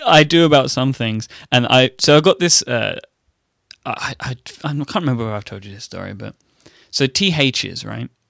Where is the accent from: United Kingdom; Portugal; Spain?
United Kingdom; I am British.